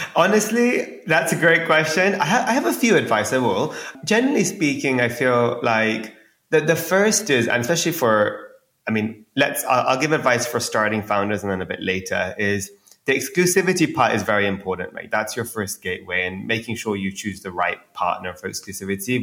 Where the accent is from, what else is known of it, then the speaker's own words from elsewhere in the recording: India; growing up in India